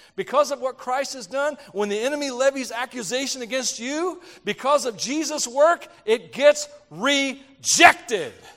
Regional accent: United States; I'm an American

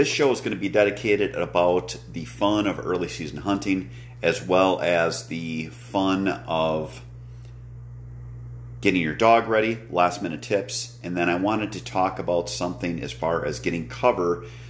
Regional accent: Wisconsin, United States; here in my home state of Wisconsin

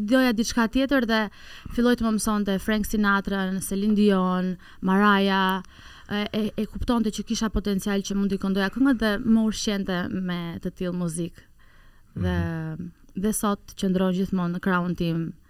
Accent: Tirana, Tirana County, Albania; unë un kam lindur në Tiran

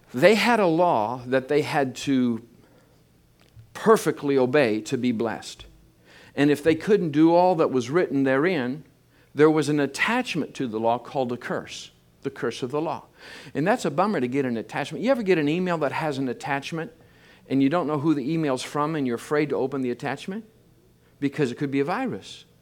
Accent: Michigan, United States; I grew up in Michigan. I'm a, I'm a farm boy.

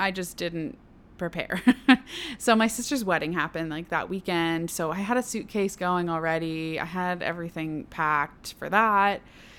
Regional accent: Ontario, Canada; I showed up in Vancouver with my paper ready, and I was like, hi, I'm from Ontario.

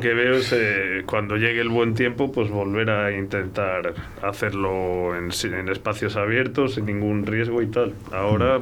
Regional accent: Castile and León, Spain; nosotros como castellanos

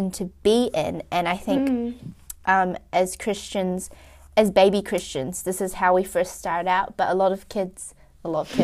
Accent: Wellington, New Zealand; we are from Wellington

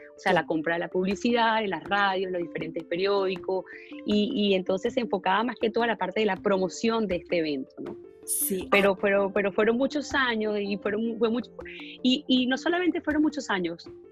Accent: Venezuela; now in Miami, United States; me siento muy orgullosa como venezolana

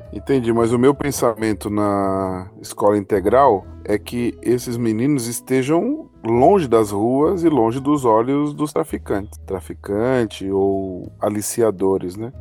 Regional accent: Mauá, São Paulo, Brazil; moved away as an adult; eu passei a, a, vida no meio da violência, né? Então faz 10 anos que eu saí da Grande São Paulo

